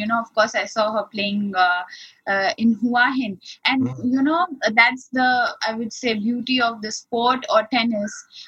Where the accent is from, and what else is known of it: Ahmedabad, Gujarat, India; born or raised there